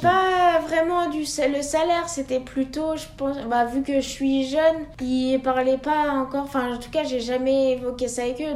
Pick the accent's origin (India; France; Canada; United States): France; Les Carroz d'Arâches, Auvergne-Rhône-Alpes; also born or lived in Annecy; j'ai déménagé en station de ski au Carreau d'Arrache